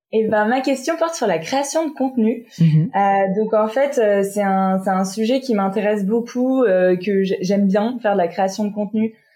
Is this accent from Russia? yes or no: no; France; je suis née, j'ai grandi en France